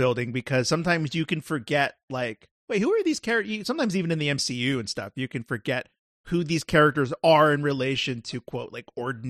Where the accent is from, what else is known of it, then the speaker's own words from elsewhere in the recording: California, United States; Like, I'm from California, so I'm used to like West Coast women and like that kind of like SoCal energy.